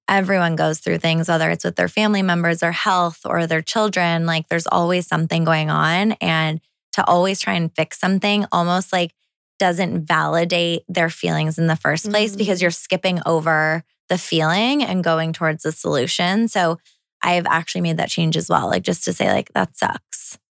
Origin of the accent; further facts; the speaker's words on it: Toronto, Ontario, Canada; I'm a city girl. I grew up in Toronto.